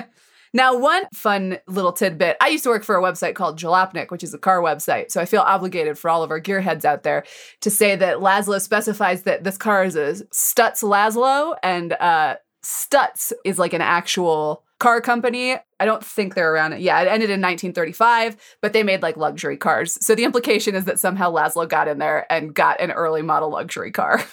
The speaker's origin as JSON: {"language": "English", "region": "Colorado", "country": "United States", "tie": "born or raised there", "said": "I grew up in Colorado"}